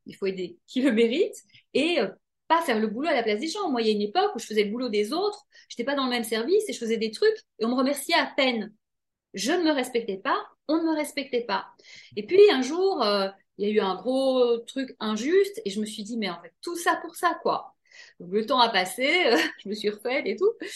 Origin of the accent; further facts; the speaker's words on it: Belgium; je viens de Belgique